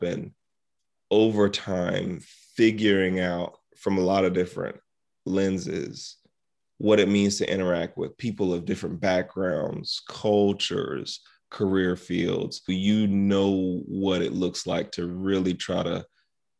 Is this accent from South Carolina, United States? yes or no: yes; South Carolina, United States; I grew up in South Carolina.